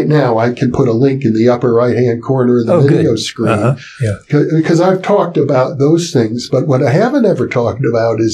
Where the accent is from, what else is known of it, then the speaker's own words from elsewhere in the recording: Wisconsin, United States; I grew up in Wisconsin